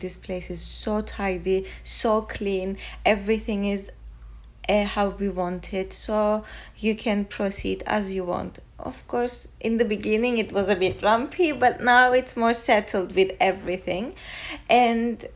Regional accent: Kyrenia, Kyrenia District, Cyprus; I was born in Kerinya, 1994. I'm a lawyer. We live in Kerinya

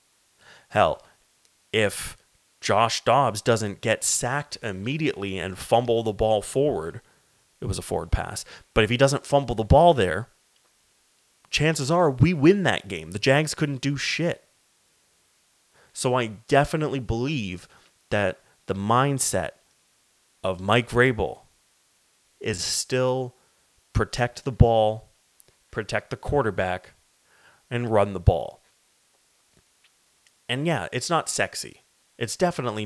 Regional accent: Canada; I am Canadian

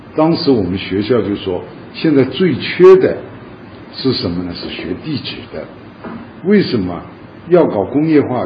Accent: China; 这是我们中国人第一次看到

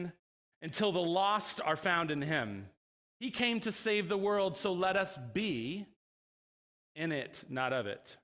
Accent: DeLand, Florida, United States; I grew up in Central Florida in DeLand

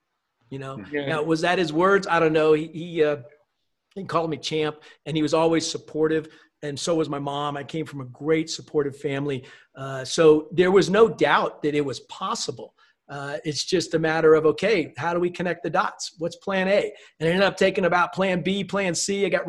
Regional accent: East Coast, United States; also born or lived in Germany / Newport, Rhode Island; I was born in Germany, moved a lot every 3 years, some other place, a lot on the East Coast in the US. And we happened to be living at that point in Newport, Rhode Island.

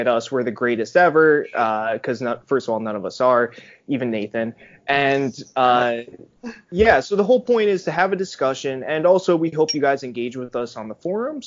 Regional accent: Connecticut, United States; I'm from Connecticut, of course.

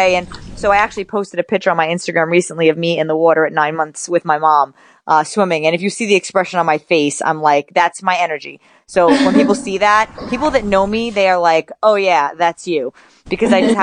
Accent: New York City, New York, United States; now in Oxnard, United States; I'm from the Bronx. I was born and raised in the Bronx, New York. And I live now in Ventura, California, where I train. Well, actually, I live in Oxnard

